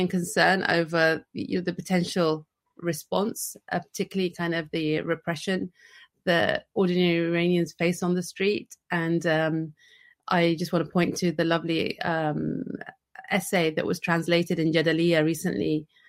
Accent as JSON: {"language": "English", "country": "United Kingdom", "said": "I can just talk from my own positionality as a British Muslim and as a Bahraini citizen."}